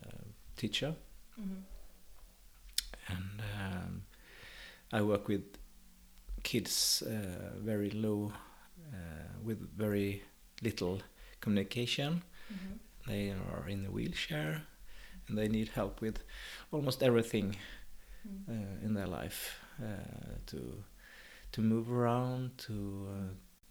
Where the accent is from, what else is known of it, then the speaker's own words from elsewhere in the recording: Karlskrona, Blekinge, Sweden; also born or lived in Oskarshamn / Dalarna / Avesta; now in Vellinge, Sweden; I was brought up in Blekinge, Karlskrona